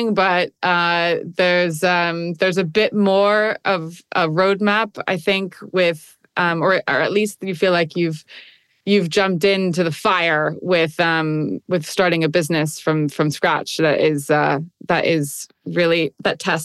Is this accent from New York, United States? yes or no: yes; New York, United States; also born or lived in Munich, Germany; I've lived in New York most of my life